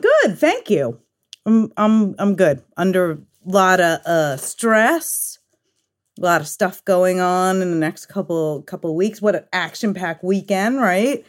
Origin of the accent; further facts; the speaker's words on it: New York City, New York, United States; also born or lived in Long Island; I'm originally from Fresh Meadows, Queens.